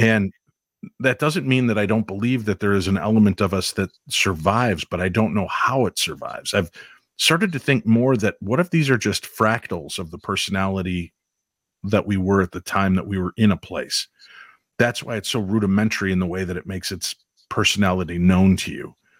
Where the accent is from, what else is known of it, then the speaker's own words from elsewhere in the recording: Chicago, Illinois, United States; moved away; also born or lived in Minnesota; growing up in Chicago